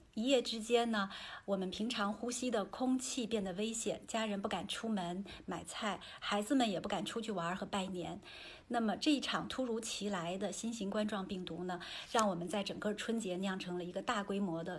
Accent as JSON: {"language": "Chinese", "country": "China", "said": "那作为中国人，我们应该善待一线的这个医护人员"}